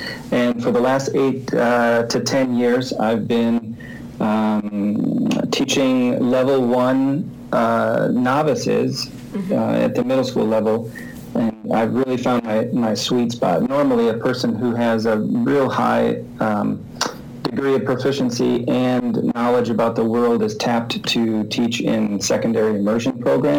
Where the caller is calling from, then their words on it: St. Paul, Minnesota, United States; I'm calling you from St. Paul, Minnesota. I live and work up here in St. Paul.